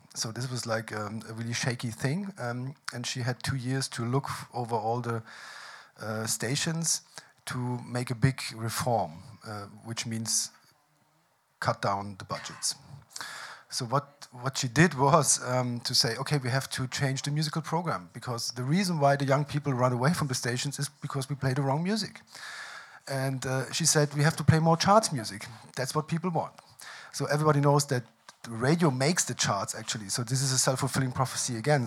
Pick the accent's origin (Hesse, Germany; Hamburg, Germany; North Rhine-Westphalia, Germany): North Rhine-Westphalia, Germany; Cologne; my hometown is the hometown of the WDR.